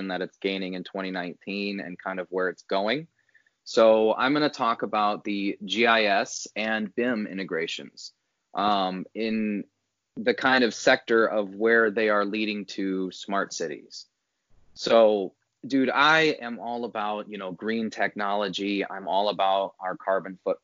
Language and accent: English; Northwest Indiana, United States; I grew up in Northwest Indiana.